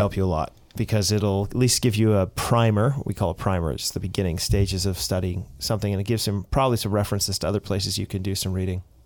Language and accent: English; United States; I am an American